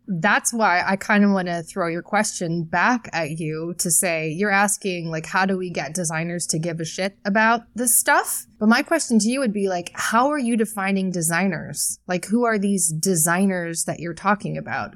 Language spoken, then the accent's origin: English; United States; We're both American